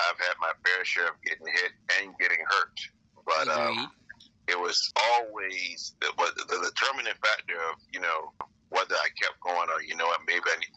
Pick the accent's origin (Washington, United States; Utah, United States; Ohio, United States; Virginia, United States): Virginia, United States; Portsmouth; also born or lived in Suffolk, Virginia; I live in Suffolk, Virginia. I was born in Portsmouth. I've been here all my life